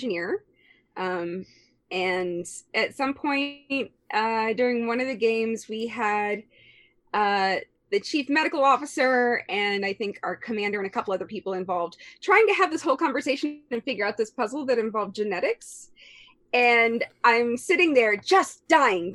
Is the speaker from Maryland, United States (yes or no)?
no; Galveston County, Houston area, Texas, United States; I'm I guess native born Texan. I'm originally from the Houston area, from the coast, Galveston County